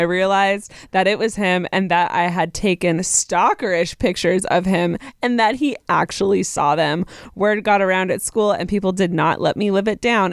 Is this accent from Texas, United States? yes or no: yes; Texas, United States; I am from Texas